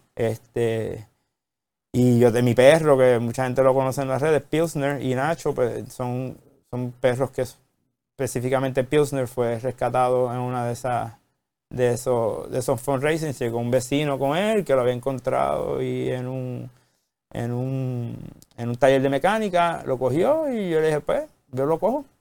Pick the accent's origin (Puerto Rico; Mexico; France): Puerto Rico; Ponce; nací en Ponce